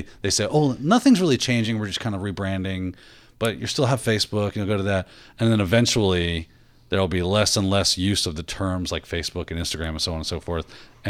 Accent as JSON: {"language": "English", "region": "Florida", "country": "United States", "said": "we are from Florida."}